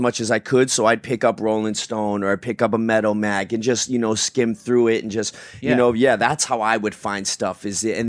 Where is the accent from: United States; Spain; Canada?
United States; Tucson, Arizona; also born or lived in Phoenix; Born and raised in Tucson